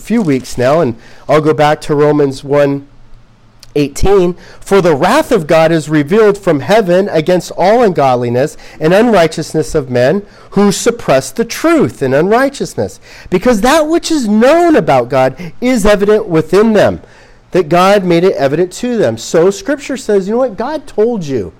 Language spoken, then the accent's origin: English; Southern California, United States; We come from Southern California